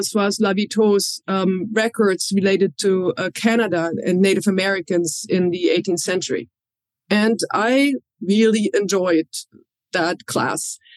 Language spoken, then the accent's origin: English; Berlin, Germany; I grew up in Germany. Um, I uh, was born near the French border in Germany, but I grew up in West Berlin, what was then West, West Berlin